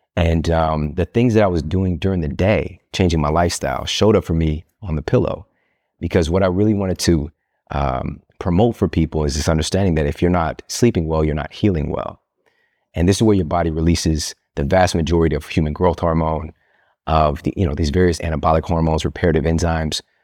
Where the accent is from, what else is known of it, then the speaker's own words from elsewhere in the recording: Midwest, United States; I'm from the Midwest